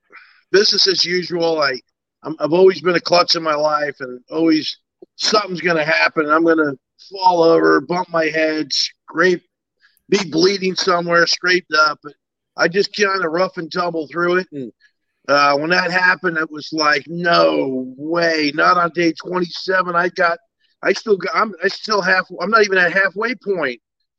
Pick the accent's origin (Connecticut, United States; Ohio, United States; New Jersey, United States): New Jersey, United States; No, I even tell everybody back home, like a lot of my classmates from high school, and they're like, hey